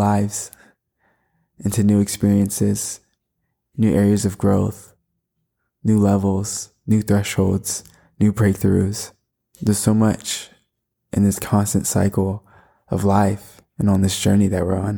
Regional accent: Florida, United States; I was born in May, was born in Florida

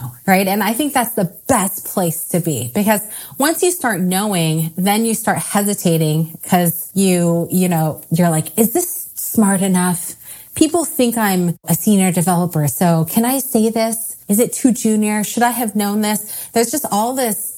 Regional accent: Silicon Valley, California, United States; I grew up in the Silicon Valley

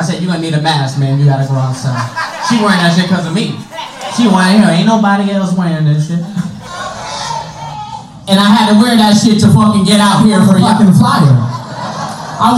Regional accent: New Haven, Connecticut, United States; I'm from New Haven. I lived in New Haven.

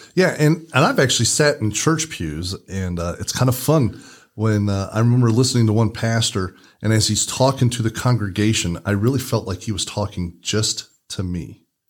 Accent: Indiana, United States; we're from Indiana, so we use the term Hoosier.

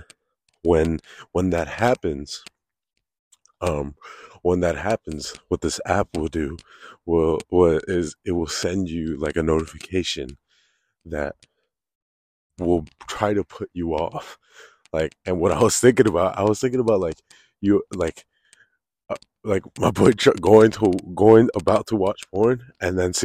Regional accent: Connecticut, United States; now in South Florida, United States; I grew up in Connecticut

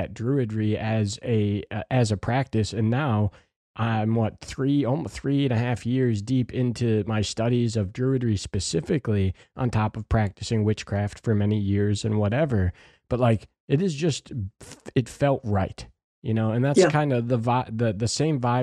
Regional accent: Midwest, United States; very Midwestern.

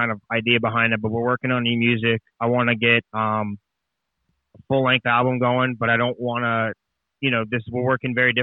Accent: Canada; moved away as an adult; now in Nashville, United States; when I came to Nashville, you know, being Canadian

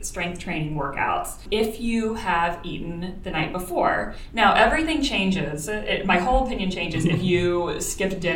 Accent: Florida, United States; I'm from Florida. Everyone had a swimming pool.

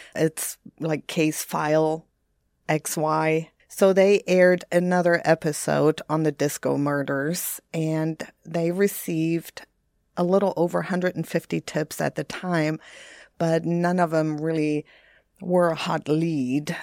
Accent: Bremerhaven, Bremen, Germany; moved away; Bremerhaven, which is my hometown

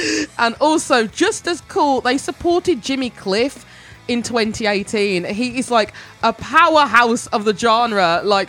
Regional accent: Birmingham, West Midlands, United Kingdom; Birmingham, my hometown.

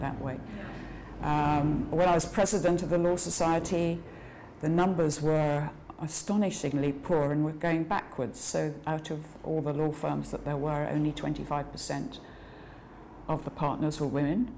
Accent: Edinburgh, Scotland, United Kingdom; moved away as an adult; I was born in Edinburgh. Uh, my parents had just moved up there from England

